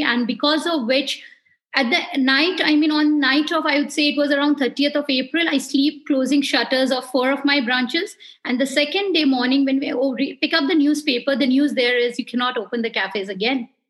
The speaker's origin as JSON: {"language": "English", "town": "Darjeeling", "region": "West Bengal", "country": "India", "tie": "born or raised there", "also_born_or_lived": "Siliguri", "said": "I was born in Darjeeling and being from that area"}